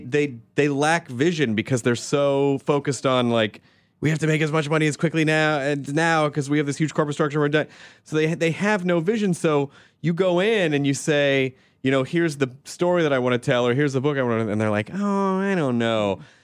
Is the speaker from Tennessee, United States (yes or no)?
yes; Memphis, Tennessee, United States; I'm from Memphis, mm-hmm. So I tease the Arkansas.